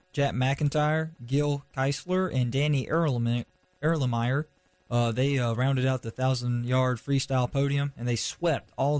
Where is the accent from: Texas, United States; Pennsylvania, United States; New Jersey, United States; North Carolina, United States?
North Carolina, United States; I'm from Kayser, North Carolina.